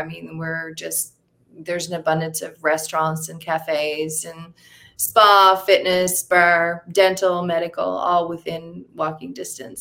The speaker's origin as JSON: {"language": "English", "town": "Fortune", "region": "Newfoundland and Labrador", "country": "Canada", "also_born_or_lived": "St. John's, Newfoundland", "moved": "as an adult", "lives_now": "Costa Rica", "said": "I'm from a small town called Fortune, Newfoundland."}